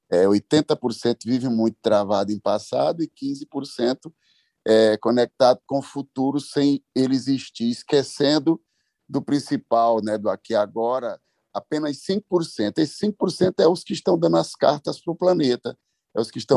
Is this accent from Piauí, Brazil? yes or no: yes; Itainópolis, Piauí, Brazil; now in São Bernardo do Campo, Brazil; Eu vou, eu sou piauiense, todos sabem, eu estive lá, ah, cheguei há oito dias atrás, fiquei 15 dias com meus pais, meus amigos, minha terra, na cidade de Itainópolis.